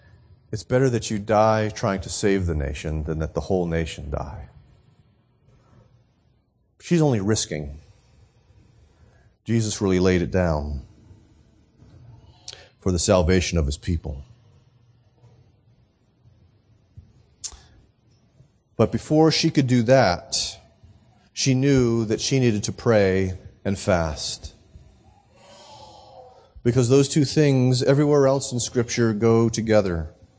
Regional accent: Nashua, New Hampshire, United States; we had decided to put on an evangelistic concert in my hometown of Nashua

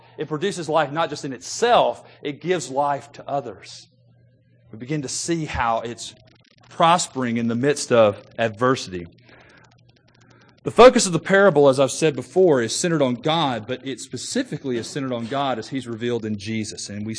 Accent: Memphis, Tennessee, United States; it reminds me of growing up in Memphis when we used to drive into the Delta of Mississippi or in the Delta of Arkansas

